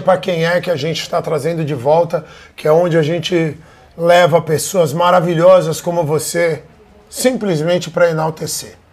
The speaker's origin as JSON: {"language": "Portuguese", "region": "Rio Grande do Sul", "country": "Brazil", "said": "Eu sou gaúcho"}